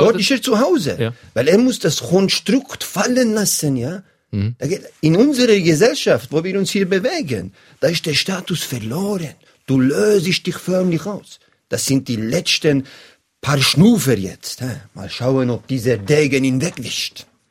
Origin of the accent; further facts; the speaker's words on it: Bern, Switzerland; als Berner